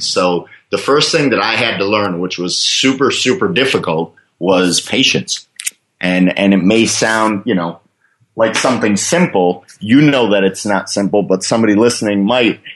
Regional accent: Fort Lauderdale, Florida, United States; moved away as an adult; also born or lived in Michigan; now in Thailand; I, I, was born in Michigan, but I was raised in Fort Lauderdale

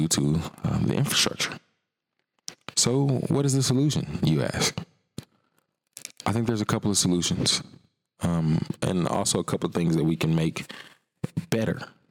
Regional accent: Atlanta, Georgia, United States; also born or lived in South Fulton, Georgia; I live in South Fulton, but I was born in Atlanta

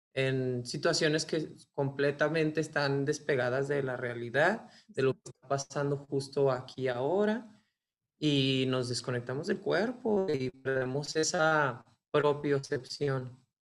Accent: Ciudad Juárez, Chihuahua, Mexico; Nací en Ciudad Juárez y pues crecí en un contexto, digamos, como religioso.

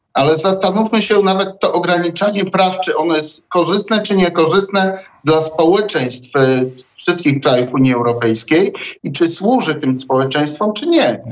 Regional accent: Zamość, Lublin Voivodeship, Poland; Ja pochodzę z Zamościa konkretnie

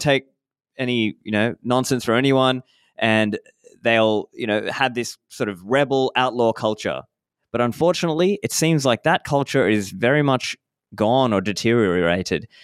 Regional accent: Australia; moved away as an adult; also born or lived in Sri Lanka; now in Dubai, United Arab Emirates; I was born in Sri Lanka, grew up in Australia

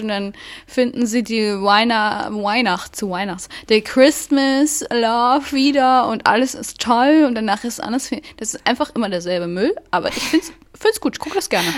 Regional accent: Thuringia, Germany; ich komme auch aus Thüringen

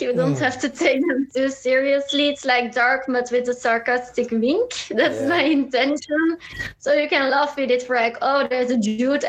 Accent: Leuven, Flanders, Belgium; Leuven, it's like 20 minutes from Brussels.

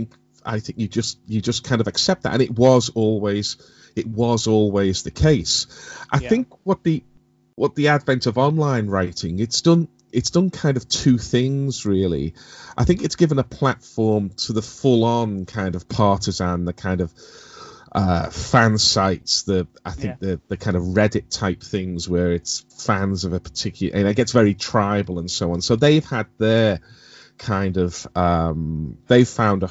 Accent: Liverpool, North West England, United Kingdom; When I was growing up in the 70s and into the early 80s, growing up in Liverpool

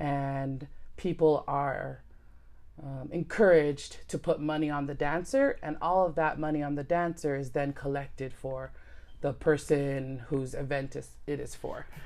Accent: United States; we all were born and raised in America

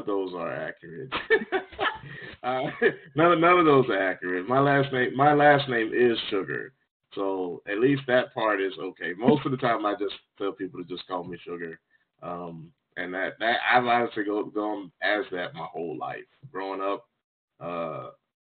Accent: Jacksonville, Florida, United States; also born or lived in Ohio / North Carolina; I grew up in Jacksonville, Florida, where I live currently

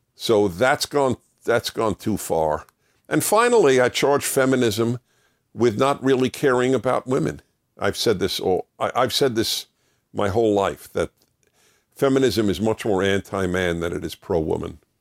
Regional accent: New York City, New York, United States; I used to listen to the classical music station where I grew up in New York City

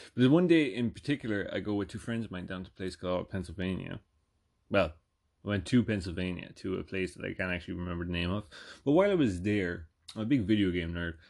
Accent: Ireland; moved away as an adult; also born or lived in North Jersey; now in United States; I'm from Ireland.

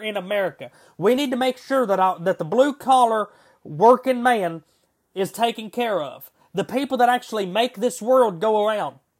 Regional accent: United States; we, as the American people

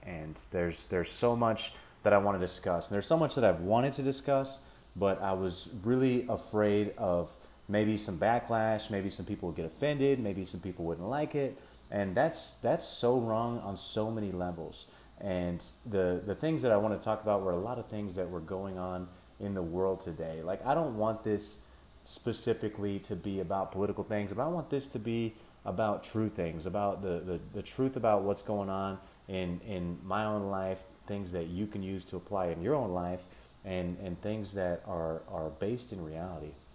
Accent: United States; being American

